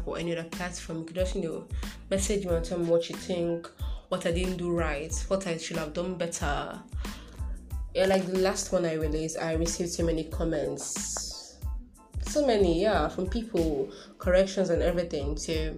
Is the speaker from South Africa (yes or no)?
no; Igbo, Igboland, Nigeria; I'm Nigerian, I am Igbo